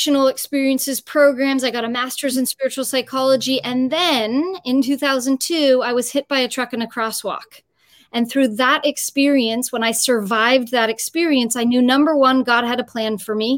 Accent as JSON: {"language": "English", "town": "San Francisco", "region": "California", "country": "United States", "tie": "born or raised there", "also_born_or_lived": "Los Angeles", "said": "I'm originally born and raised in San Francisco, but then I moved to Los Angeles when I went to UCLA for college"}